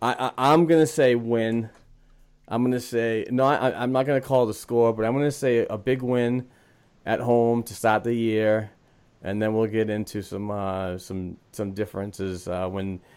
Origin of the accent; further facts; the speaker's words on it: New England, United States; I'm from New England.